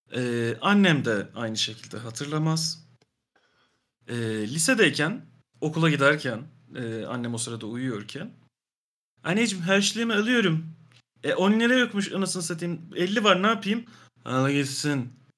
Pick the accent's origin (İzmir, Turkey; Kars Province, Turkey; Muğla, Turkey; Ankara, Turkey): Ankara, Turkey; ben Ankaralıyım